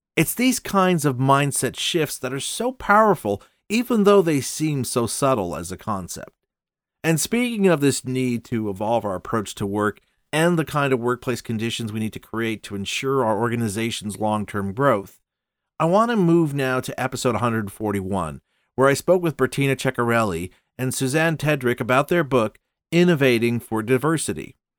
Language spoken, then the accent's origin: English; Montreal, Quebec, Canada; we're both from Montreal